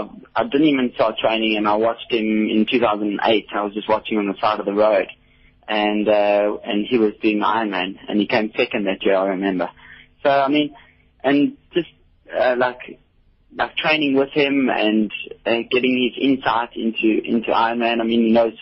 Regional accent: Port Elizabeth, Eastern Cape, South Africa; I'm from Port Elizabeth

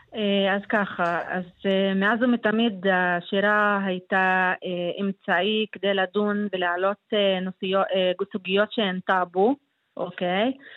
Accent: Israel; אני מגדירה את עצמי כמוסלמית ישראלית שגרה בישראל וחיה עם העם הישראלי

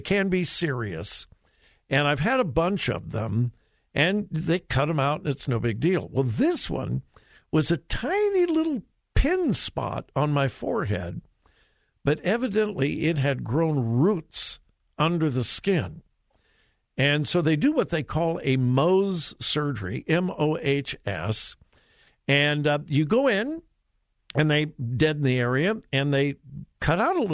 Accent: Southern California, United States; I'm from Southern California, but I certainly wasn't a beach bum

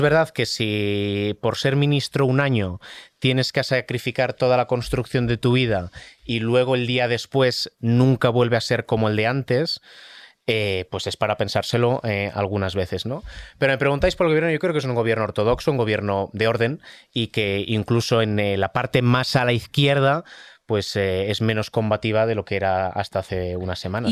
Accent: Catalonia, Spain; vivíamos todos en Cataluña, y soy catalán

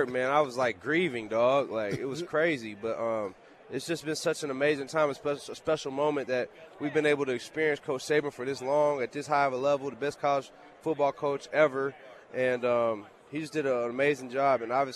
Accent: Michigan, United States; also born or lived in New Jersey; I grew up in Michigan. I was born in New Jersey.

